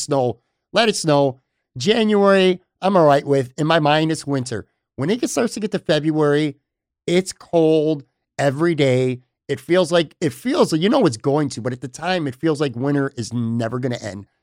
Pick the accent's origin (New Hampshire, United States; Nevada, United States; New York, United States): New York, United States; Western; moved away as an adult; now in Florida, United States; born and raised in Western New York as well. I have lived down in Florida now for the past five years